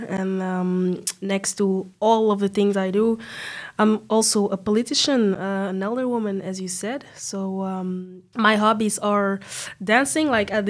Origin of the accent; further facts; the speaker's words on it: Belgium; As you said, I'm quite young. I'm 23. Born and raised in Belgium. My roots are in Senegal and Mauritania.